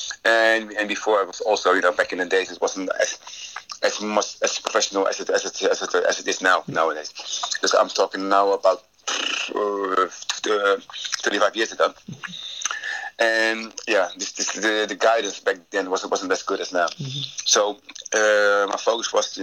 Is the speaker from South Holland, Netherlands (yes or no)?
yes; Rotterdam, South Holland, Netherlands; moved away as an adult; also born or lived in United Kingdom; I'm back home in my hometown, Rotterdam.